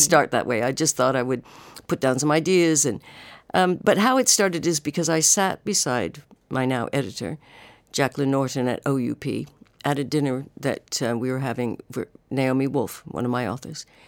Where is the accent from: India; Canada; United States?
Canada; moved away as an adult; now in United Kingdom; I am Canadian